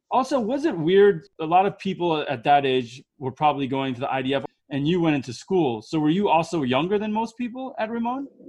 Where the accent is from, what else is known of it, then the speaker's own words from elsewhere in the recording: United States; also born or lived in Israel; I'm from America